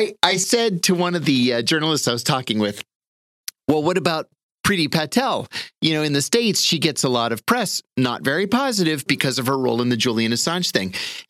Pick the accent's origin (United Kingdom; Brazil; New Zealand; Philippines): United Kingdom; we're British after all.